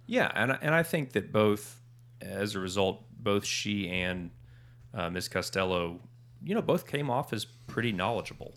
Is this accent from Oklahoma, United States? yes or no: yes; Norman, Oklahoma, United States; I grew up in Norman